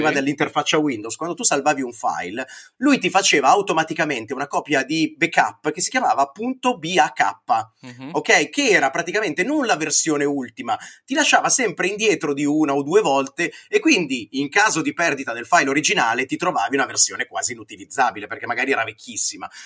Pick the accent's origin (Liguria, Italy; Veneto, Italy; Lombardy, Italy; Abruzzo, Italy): Lombardy, Italy; Brianza; io che sono Brianzolo